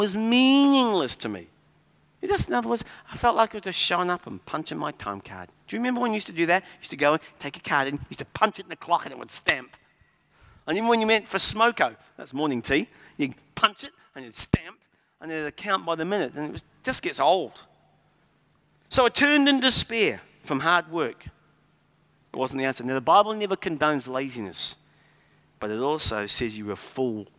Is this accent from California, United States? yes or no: yes; California, United States; moved away; My home state is the fifth largest economy in the world and is bankrupt